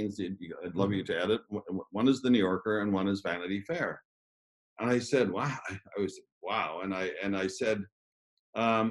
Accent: Ottawa, Ontario, Canada; I grew up in Ottawa in Canada

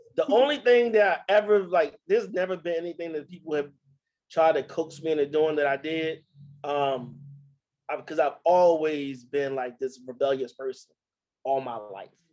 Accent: Baltimore, Maryland, United States; growing up in Baltimore

